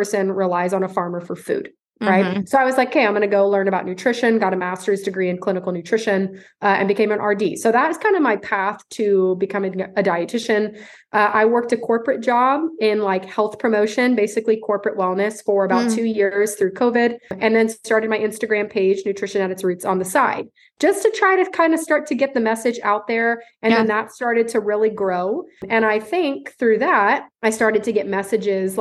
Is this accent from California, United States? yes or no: yes; Central California, United States; moved away as an adult; now in Dallas, United States; I was born and raised in Central California.